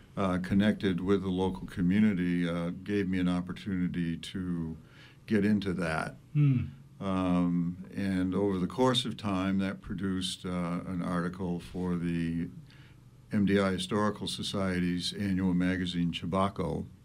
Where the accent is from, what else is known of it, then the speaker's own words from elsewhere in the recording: Bar Harbor, Maine, United States; I'm a island native, born and raised in Bar Harbor